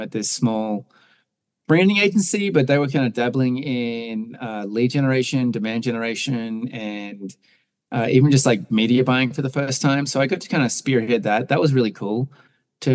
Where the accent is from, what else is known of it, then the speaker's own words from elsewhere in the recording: Australia; moved away as an adult; also born or lived in New York / Denver; now in United States; I grew up in Australia, but moved to the States around 2007